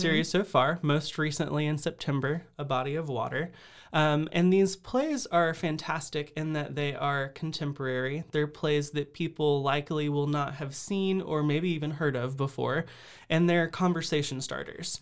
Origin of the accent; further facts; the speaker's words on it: Austin, Texas, United States; moved away as an adult; now in Waco, United States; I'm originally from Austin